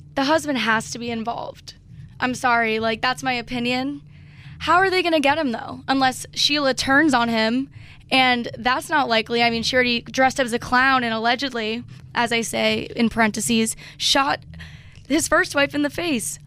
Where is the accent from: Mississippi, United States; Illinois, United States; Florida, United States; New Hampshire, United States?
Florida, United States; Parkland; I'm from Parkland